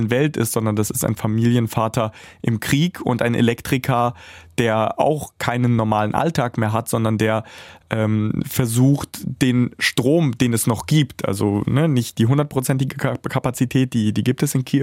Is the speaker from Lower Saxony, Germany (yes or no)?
yes; Bad Pyrmont, Lower Saxony, Germany; also born or lived in Kharkiv, Ukraine; Ich bin erstmal deutscher Staatsbürger. Ich bin in Bad Pyrmont äh, aufgewachsen, äh, sozialisiert worden. Ja, ich wurde in Kharkiv geboren, der zweitgrößten Stadt äh, der Ukraine